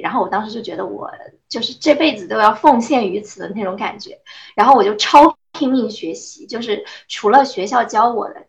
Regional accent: Anhui, China; 我的家乡在安徽，我是一个安徽姑娘。但是由于我父母从小是做生意的原因，所以我在安徽的很多城市都待过

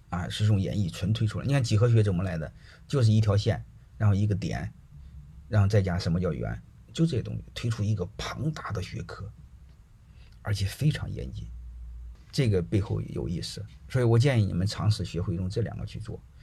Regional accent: Zhumadian, Henan, China; moved away as an adult; now in Shandong, China; 我现在，户口是山东人，但是我，我出生在河南，我在河南长大的，好吧，住，住满店长大的

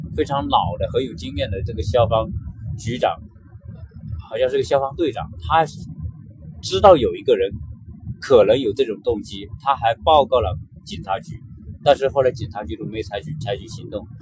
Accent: China; now in Los Angeles, United States; 我们中国人，来到美国

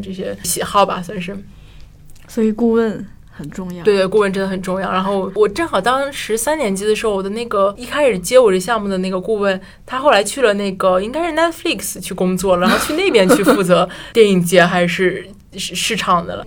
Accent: China; moved away; 班里就我一个中国人

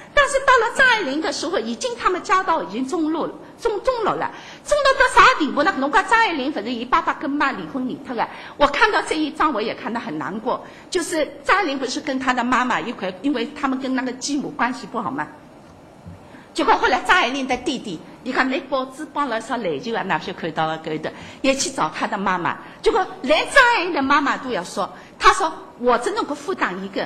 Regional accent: Shanghai, China; 我们上海人

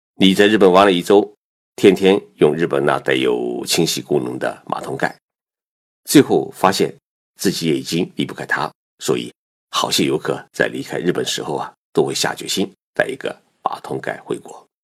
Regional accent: Zhejiang, China; now in Japan; 我浙江老家的一对亲戚夫妻

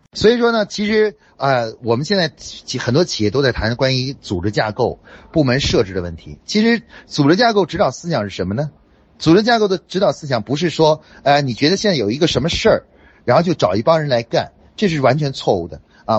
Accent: China; 我们中国人说

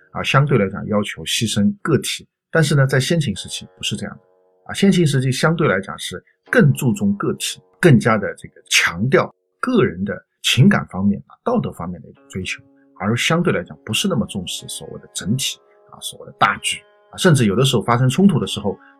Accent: China; 我们中国人的习惯

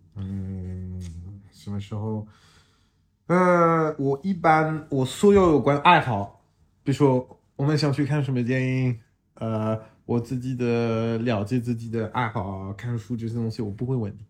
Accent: France; Chinese is a second language; now in Shanghai, China; 我是来自法国，呃，长期住在上海

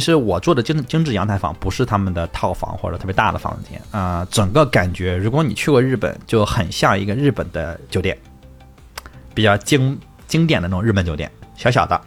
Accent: northern China, China; 我是北方人嘛

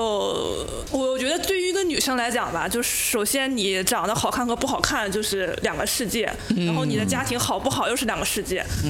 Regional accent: Northeast China, China; 就是因为我现我是一个东北人，我们东北女性地位非常高，就是我是

